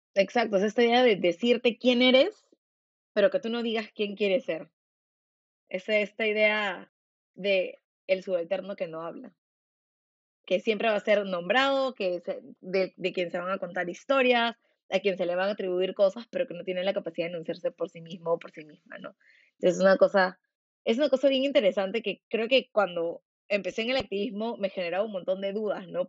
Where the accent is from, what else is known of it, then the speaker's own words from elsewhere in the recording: Peru; quiénes somos como peruanos